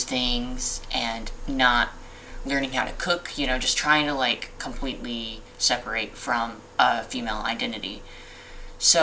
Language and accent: English; Alabama, United States; I grew up in Alabama, so I grew up in the South